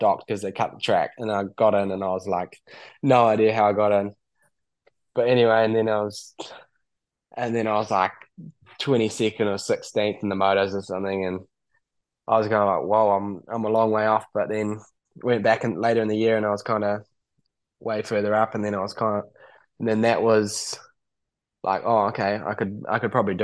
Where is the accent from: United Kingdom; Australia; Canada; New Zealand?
New Zealand; we come from New Zealand